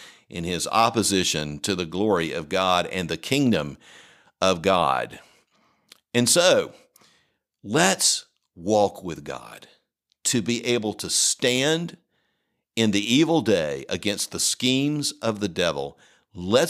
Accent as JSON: {"language": "English", "region": "the South", "country": "United States", "also_born_or_lived": "Colorado", "said": "as a Southerner"}